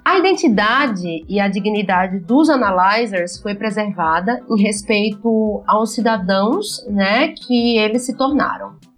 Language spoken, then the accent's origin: Portuguese; Simão Dias, Sergipe, Brazil; moved away; also born or lived in Aracaju; Eu nasci em Aracaju, para quem não sabe, mas fui criada em Simão Dias.